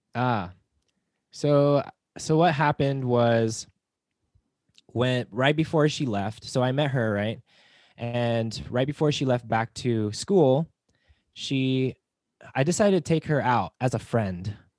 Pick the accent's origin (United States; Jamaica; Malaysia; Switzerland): United States; Las Vegas, Nevada; moved away; I'm from Las Vegas